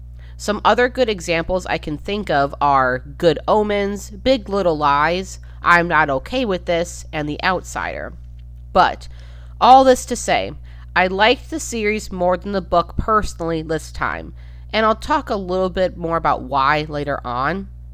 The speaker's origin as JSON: {"language": "English", "region": "Midwest", "country": "United States", "said": "And even though I'm from the Midwest, and this is, as we went over, a far more southern than Midwestern town, I could still relate."}